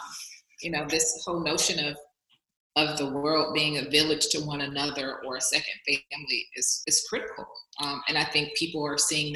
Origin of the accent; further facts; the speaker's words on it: the South, United States; moved away as an adult; also born or lived in Bay Area, California; now in Atlanta, United States; I'm coming from the South